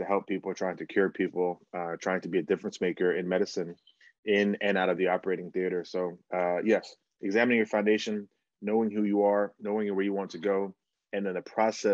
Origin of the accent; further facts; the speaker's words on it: New Jersey, United States; also born or lived in Bahamas / Florida; we grew up in New Jersey